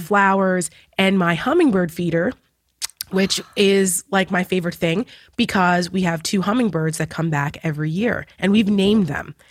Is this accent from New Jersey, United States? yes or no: yes; New Jersey, United States; moved away as an adult; now in Washington, D.C. area, United States; I'm from Jersey